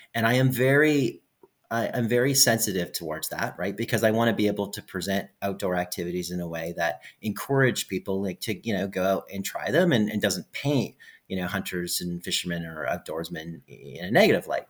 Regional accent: Edmonton, Alberta, Canada; I'm from Edmonton, Alberta, Canada

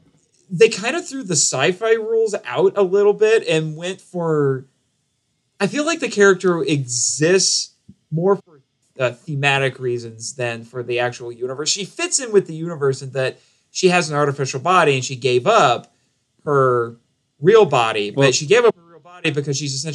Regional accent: United States; especially in the United States, because we have, as Americans

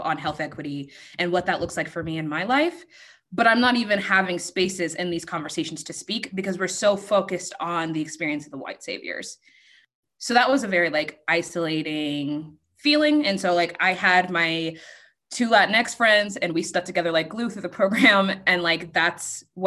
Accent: Colorado, United States; I grew up in Colorado.

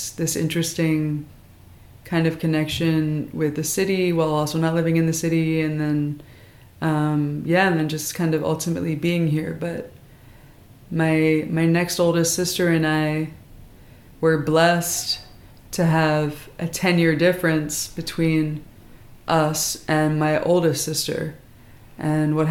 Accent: Philadelphia, Pennsylvania, United States; also born or lived in Norristown, Pennsylvania; I grew up in Philadelphia, as well as in the suburbs.

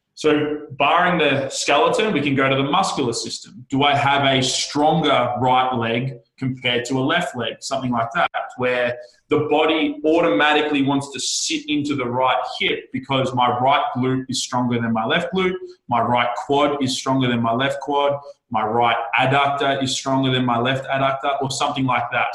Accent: Australia; I am the Australian podcast whore.

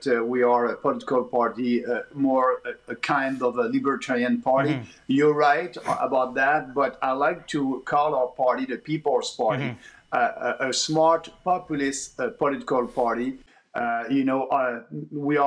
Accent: Quebec, Canada; also born or lived in Montreal; I'm coming from Quebec.

